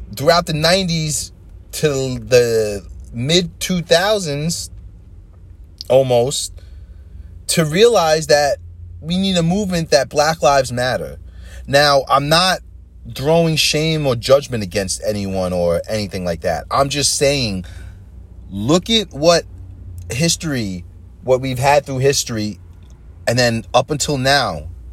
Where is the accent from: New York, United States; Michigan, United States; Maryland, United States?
New York, United States; Long Island; moved away as an adult; now in New Jersey, United States; I grew up on Long Island for the most part in a white white neighborhood